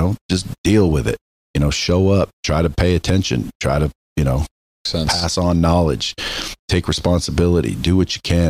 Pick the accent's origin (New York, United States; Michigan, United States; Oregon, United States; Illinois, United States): Oregon, United States; born or raised there